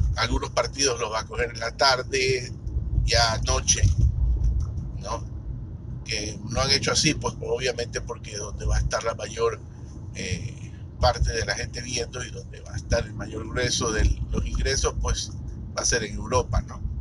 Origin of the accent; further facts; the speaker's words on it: Ecuador; yo soy de Ecuador